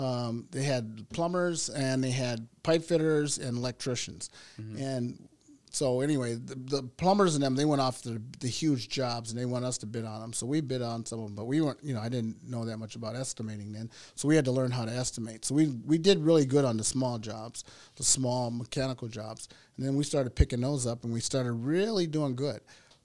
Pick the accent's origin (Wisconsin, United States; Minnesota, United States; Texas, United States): Minnesota, United States; Minneapolis; Well, I'm originally from Minnesota. I grew up in South Minneapolis.